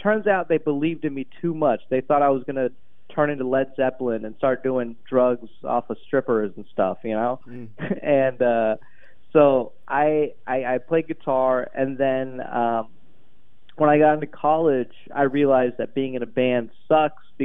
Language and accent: English; Atlanta area, Georgia, United States; I grew up in a pretty good suburb. Atlanta is very diverse